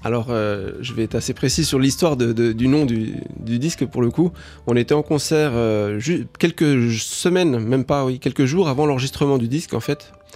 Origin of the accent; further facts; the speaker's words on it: Uruguay; moved away; also born or lived in France; je suis toujours entre la, France et l'Uruguay parce que c'est mon pays d'origine